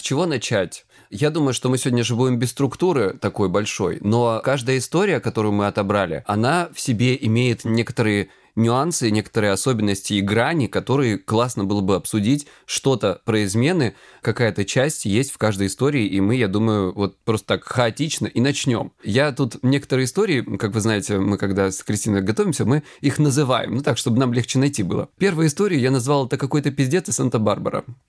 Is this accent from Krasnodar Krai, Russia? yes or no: yes; Krasnodar Krai, Russia; я лысый и я с Кубани